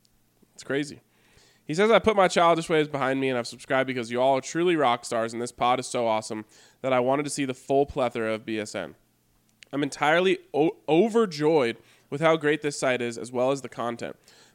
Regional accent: Colorado, United States; We're both born and raised in Colorado.

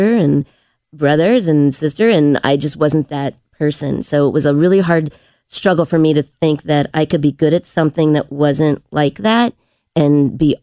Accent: Cincinnati, Ohio, United States; I was born in Golf Manor. I lived there till like third grade. So I got a great little education when I was little. And then I moved to Kenwood and with my family and went to Indian Hill High School and elementary school. So yeah, I've never left

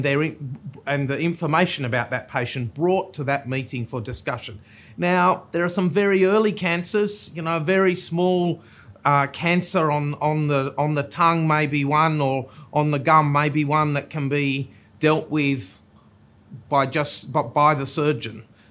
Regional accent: Tasmania, Australia; also born or lived in South Australia; now in Sydney, Australia; I hail from Tasmania

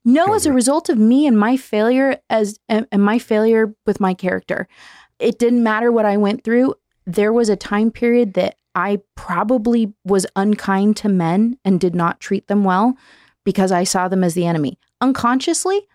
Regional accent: Southern California, United States; moved away; also born or lived in Nevada; I was born in SoCal

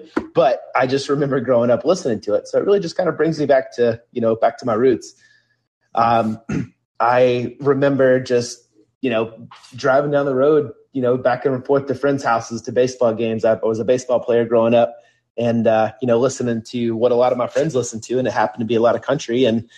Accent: the South, United States; So I grew up in the South.

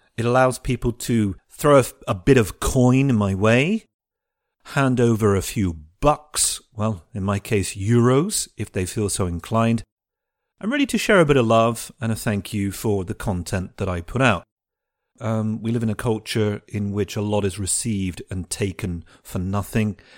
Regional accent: United Kingdom; we Europeans and especially us Brits

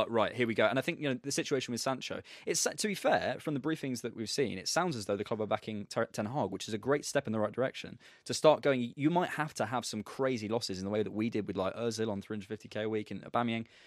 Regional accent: Bournemouth, South West England, United Kingdom; I'm actually from Bournemouth

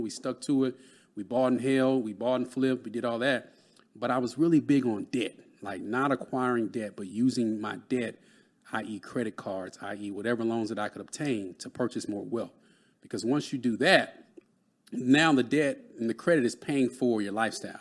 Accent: Dallas, Texas, United States; I grew up in Dallas, Texas

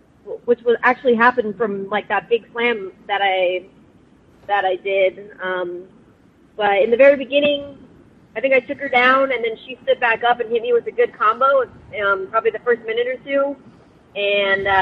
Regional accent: Las Vegas, Nevada, United States; also born or lived in Riverside, California / San Bernardino, California; I was born in Riverside. I lived in San Bernardino for 4 years, and then I moved here when I was four. So I pretty much lived here my whole life in Las Vegas

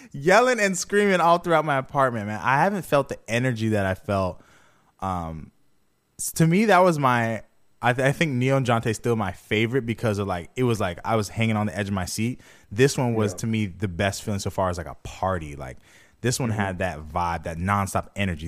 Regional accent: Jamaica; I'm Jamaican

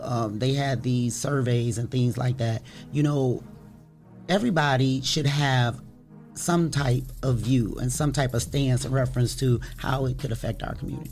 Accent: Toledo, Ohio, United States; I am from Toledo, Ohio, born and raised

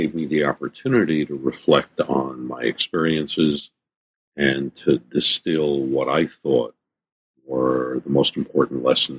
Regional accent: New York City, New York, United States; Yeah. Born and bred in the Bronx. I still live there. Been in the Bronx for 65 years.

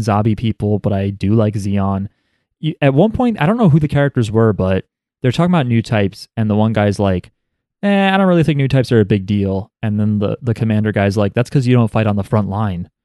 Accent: United States; we're American

